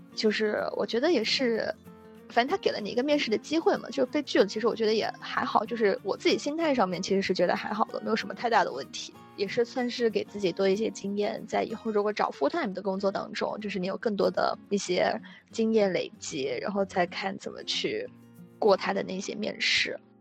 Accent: Guangdong, China; moved away as an adult; now in United States; 因为我们是在中国长大的，然后又去到国外

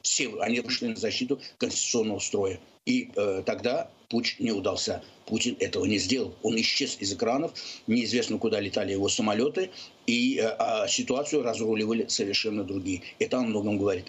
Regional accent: Azerbaijan; now in United States; я выше, выходец из Азербайджана Азербайджана

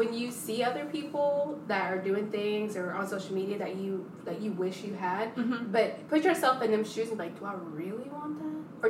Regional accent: Cincinnati, Ohio, United States; moved away; also born or lived in Moorhead / Lexington / West Virginia; I'm from Cincinnati, so I'm not from Kentucky or West Virginia.

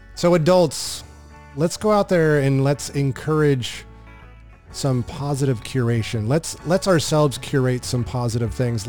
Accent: Southern California, United States; I grew up in Southern California

